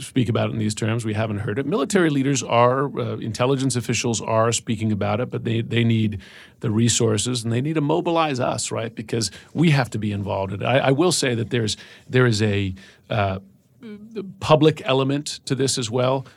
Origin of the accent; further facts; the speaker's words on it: United States; as an American